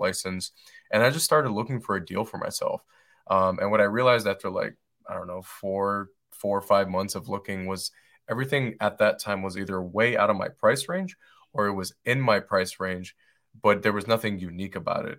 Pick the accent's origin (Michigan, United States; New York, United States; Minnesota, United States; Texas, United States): Michigan, United States; Detroit; moved away as an adult; now in Asheville, United States; where I grew up, where I grew up in Detroit, Michigan